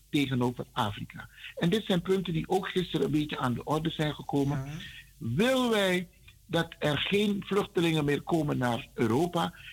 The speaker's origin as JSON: {"language": "Dutch", "country": "Netherlands", "said": "Jij en ik, Kalita. Wij kunnen nooit Hollanders zijn. Wij zijn Nederlanders."}